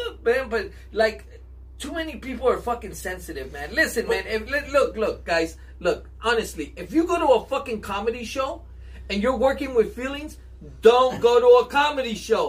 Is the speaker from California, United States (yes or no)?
yes; Los Angeles, California, United States; I grew up in Lincoln Heights